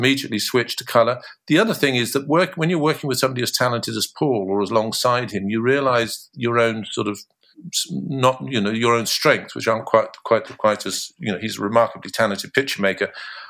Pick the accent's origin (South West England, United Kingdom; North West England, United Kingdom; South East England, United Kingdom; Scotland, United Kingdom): South West England, United Kingdom; Bristol; also born or lived in Cornwall; I grew up in Bristol